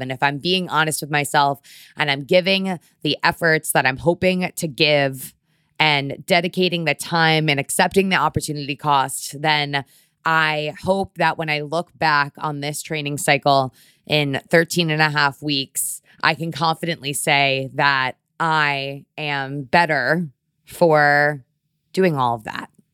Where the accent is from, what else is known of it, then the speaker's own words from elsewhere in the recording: Connecticut, United States; now in New York, United States; I grew up in Connecticut